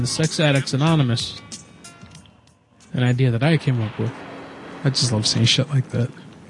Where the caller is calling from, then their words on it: San Jose, California, United States; I'm calling from San Jose.